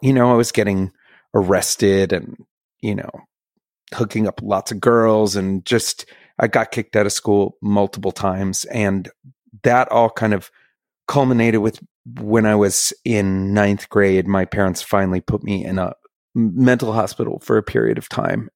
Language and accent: English; Bethesda, Maryland, United States; I grew up in Bethesda, Maryland, which is a nice little like, you know, I literally backs right up to DC